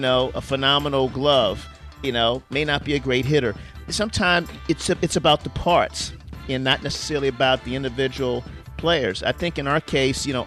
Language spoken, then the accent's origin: English; Baltimore, Maryland, United States; now in St. Louis, United States; I grew up in Baltimore, but St. Louis is my home